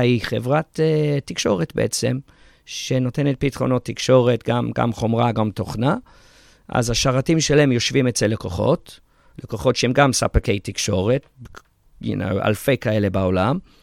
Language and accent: Hebrew; England, United Kingdom; moved away as an adult; now in Israel; אני יליד ישראל, אבל גדלתי באנגליה